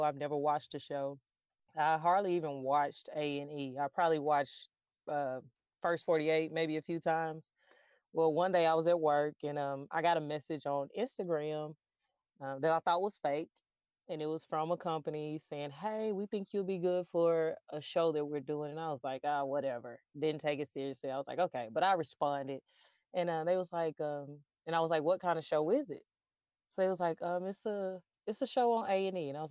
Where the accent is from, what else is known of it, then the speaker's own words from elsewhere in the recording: Little Rock, Arkansas, United States; I am from Little Rock, Arkansas, and I am a firefighter here